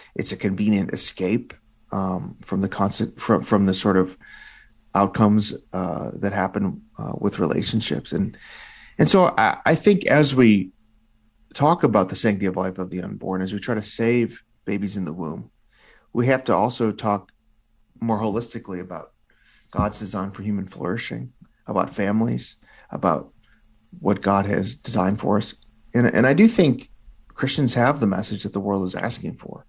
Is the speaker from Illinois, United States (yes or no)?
yes; Illinois, United States; my home state of Illinois